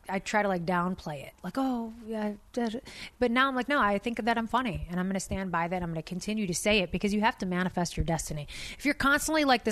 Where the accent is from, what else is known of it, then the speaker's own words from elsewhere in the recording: Detroit, Michigan, United States; I'm Arab from Detroit.